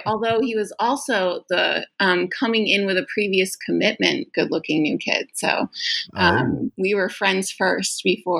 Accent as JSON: {"language": "English", "area": "Lancaster County", "region": "Pennsylvania", "country": "United States", "tie": "born or raised there", "moved": "as an adult", "lives_now": "Kuala Lumpur, Malaysia", "said": "I grew up in Lancaster County, Pennsylvania."}